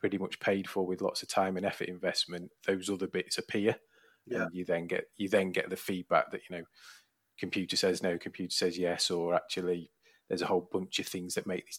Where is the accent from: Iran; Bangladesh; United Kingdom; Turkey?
United Kingdom; Leyland, North West England; I was brought up and born in Leyland, Preston.